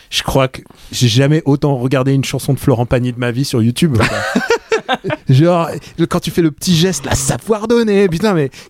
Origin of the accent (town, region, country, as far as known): Russia